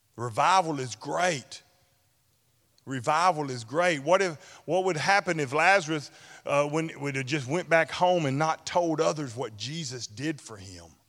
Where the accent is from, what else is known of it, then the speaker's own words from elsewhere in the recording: Ashland, United States; my hometown of Ashland